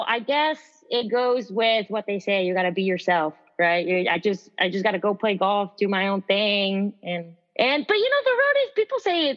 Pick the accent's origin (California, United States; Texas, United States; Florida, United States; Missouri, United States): Texas, United States; San Antonio; I am from San Antonio, Texas